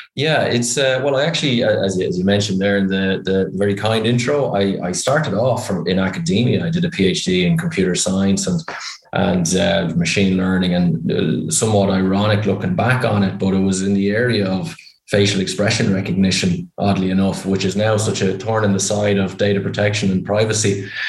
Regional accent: Ireland; accent: Irish; You can probably tell by my accent I'm Irish

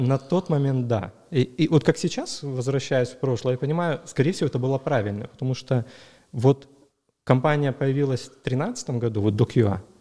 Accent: Dzhankoi, Crimea, Ukraine; moved away; also born or lived in Sevastopol; я сам из Джанкоя

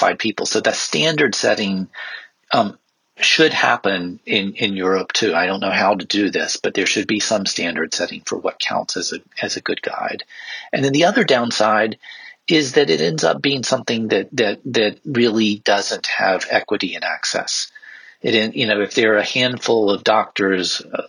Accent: South Carolina, United States; moved away as an adult; also born or lived in South Africa; I grew up in South Carolina, which is a very, sort of conservative part of the United States

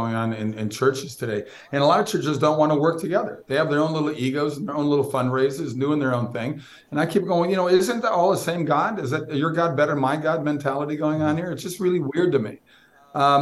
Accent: Minnesota, United States; I grew up in Minnesota

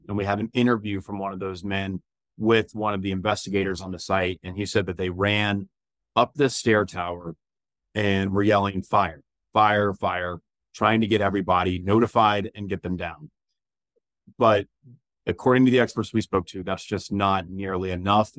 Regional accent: Jacksonville, Florida, United States; moved away as an adult; also born or lived in Elon, North Carolina; now in Charlotte, United States; growing up in Jacksonville, Florida

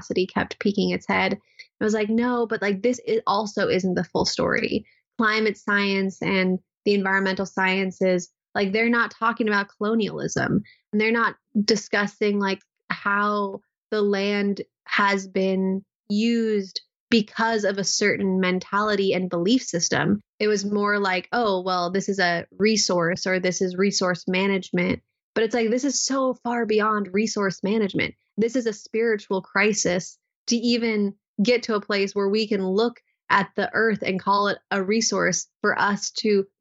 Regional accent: Southern California, United States; I grew up in Southern California in a place that really wasn't so much about nature connection

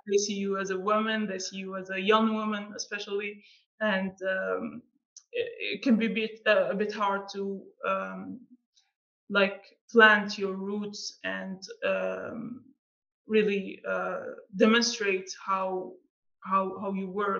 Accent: Algeria; being from Algeria, it's not the most well-known country. Sometimes you talk to people and you say, I'm from Algeria

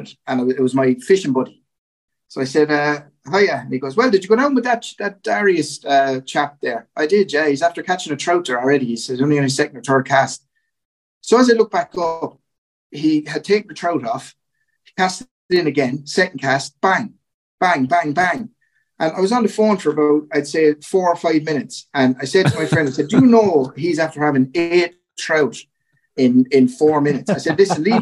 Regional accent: Goresbridge, County Kilkenny, Ireland; I grew up in Gorn in County Kilkenny

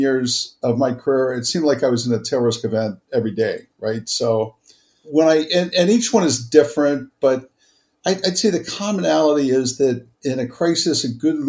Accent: Cincinnati, Ohio, United States; I grew up in Cincinnati, Ohio

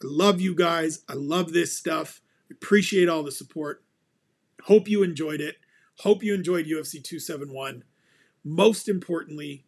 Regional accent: Ontario, Canada; I was born in the same region that Jazz DeVicious calls home

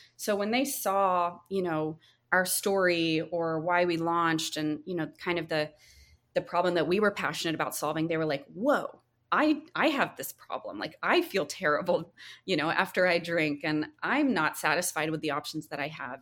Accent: North Carolina, United States; moved away; where I grew up in North Carolina

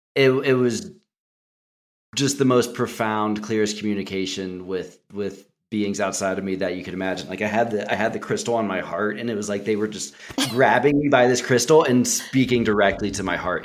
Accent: Cincinnati, Ohio, United States; moved away; I'm from Cincinnati originally.

